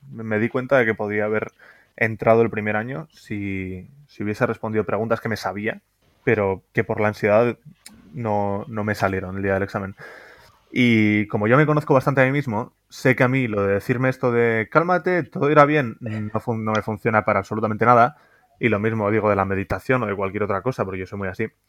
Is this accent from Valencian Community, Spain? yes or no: no; Pamplona, Navarre, Spain; moved away as an adult; also born or lived in Madrid; yo soy de Pamplona, pero me, fui a Madrid